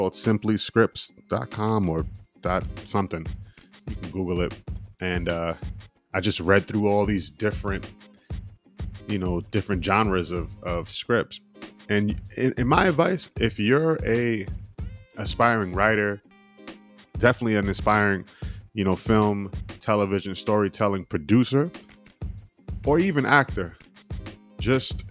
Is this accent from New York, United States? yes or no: yes; New York, United States; I'm from New York.